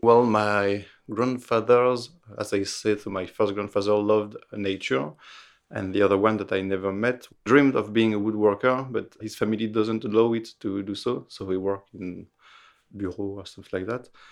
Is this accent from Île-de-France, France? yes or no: no; Roanne, Auvergne-Rhône-Alpes, France; English is a second language; now in Paris, France; I was born in Roanne, a small city in the middle of France, near Lyon